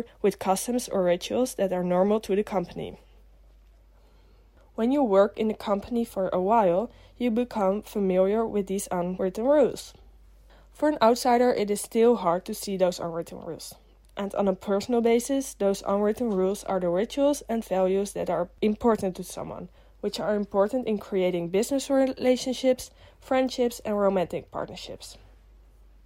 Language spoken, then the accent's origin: English; Amsterdam, North Holland, Netherlands; I am a student from Amsterdam in the Netherlands.